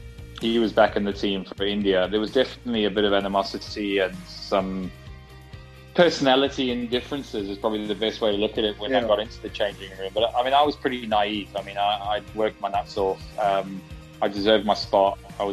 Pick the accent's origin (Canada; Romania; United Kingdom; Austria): United Kingdom; You know, I'm pretty British when it comes to my background.